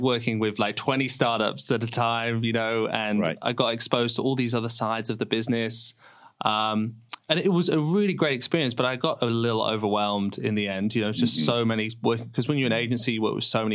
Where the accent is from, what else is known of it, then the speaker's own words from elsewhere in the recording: Lincoln, East Midlands, United Kingdom; moved away; I grew up in Lincoln back in England